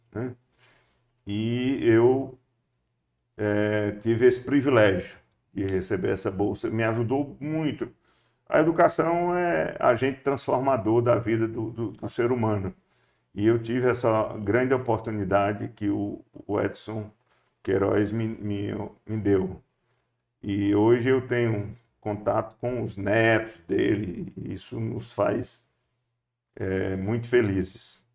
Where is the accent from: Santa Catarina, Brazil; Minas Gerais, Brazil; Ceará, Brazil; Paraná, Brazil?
Ceará, Brazil; Solonópole; Eu nasci em, no Boqueirão, distrito de Solonópole, é, em 1954